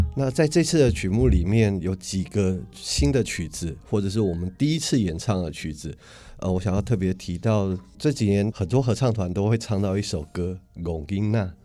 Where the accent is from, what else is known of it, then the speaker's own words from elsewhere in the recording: Taipei, Taiwan; 像我从小在台北长大